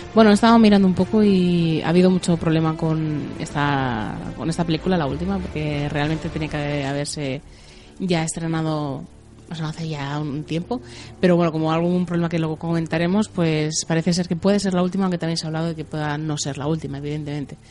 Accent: Spain; aquí de España

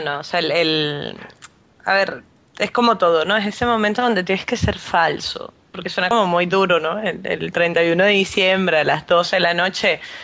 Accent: Venezuela; para mí como venezolana

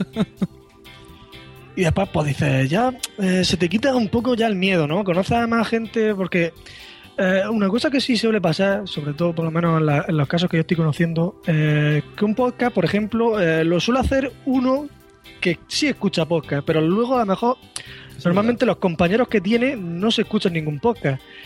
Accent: Murcia, Region of Murcia, Spain; soy de Murcia

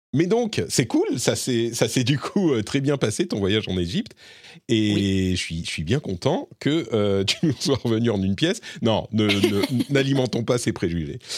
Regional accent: Lebanon; moved away; je suis né au Liban et j'ai passé beaucoup de temps euh, au Liban

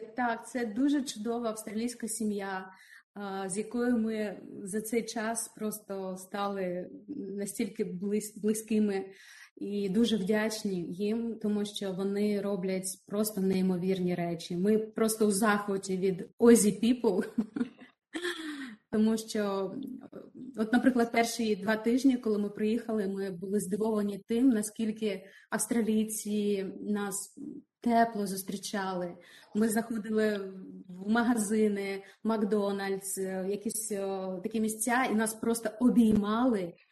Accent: Kyiv, Ukraine; moved away as an adult; now in Australia; мій Київ

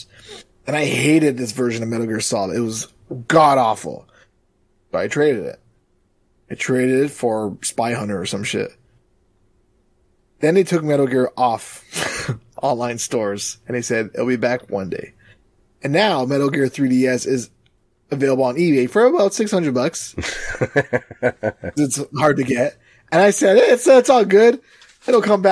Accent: Toronto, Ontario, Canada; I'm from Mysterious Land of Toronto, Canada

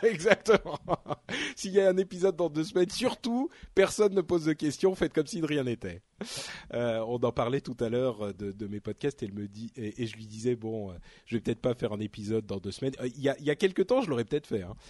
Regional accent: France; en tant que Français

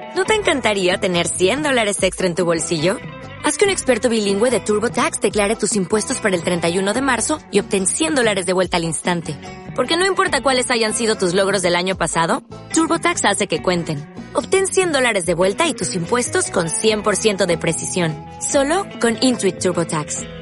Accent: Spain; also born or lived in United States / France; now in Netherlands; ahora que estoy viviendo en Holanda, sí que noto racismo, pero de país pobre, porque vengo de España

